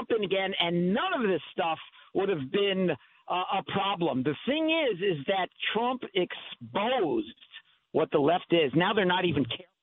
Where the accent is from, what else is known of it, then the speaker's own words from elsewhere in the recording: New Jersey, United States; I'm from New Jersey also